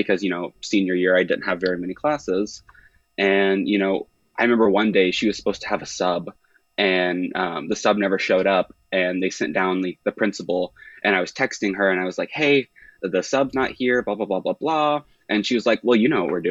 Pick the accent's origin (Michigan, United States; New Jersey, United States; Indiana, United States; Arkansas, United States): Indiana, United States; Indianapolis; I'm from the Indianapolis area